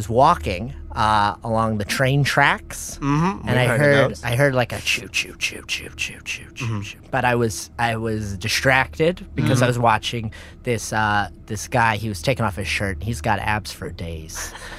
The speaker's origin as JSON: {"language": "English", "town": "Cincinnati", "region": "Ohio", "country": "United States", "said": "I came, I'm from Cincinnati. A small town inside of Cincinnati. Cincinnati, and then it was a sub-town of that."}